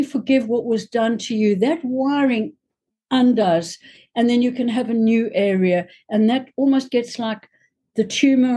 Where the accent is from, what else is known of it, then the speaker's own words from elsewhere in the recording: South Africa; I come from South Africa